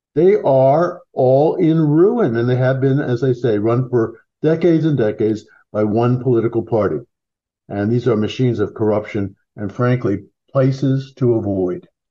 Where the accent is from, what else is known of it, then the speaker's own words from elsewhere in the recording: Philadelphia, Pennsylvania, United States; back when I grew up in Philadelphia